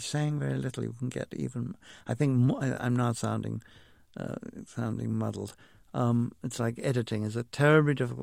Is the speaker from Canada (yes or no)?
no; England, United Kingdom; I grew up with in England